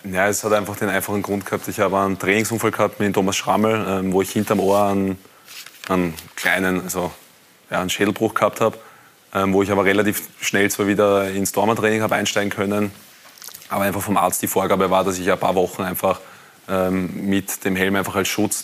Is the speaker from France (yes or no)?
no; Wiener Neustadt district, Lower Austria, Austria; ich komme aus, der, aus dem Bezirk Wiener Neustadt